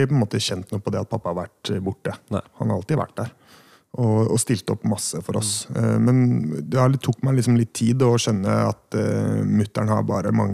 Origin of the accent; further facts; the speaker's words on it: Hønefoss, Buskerud, Norway; also born or lived in Oslo; bodd på Stovner, Vestli. Og så flytta vi til Hønefoss, som kanskje er det jeg anser som på en måte hjembyen min, da.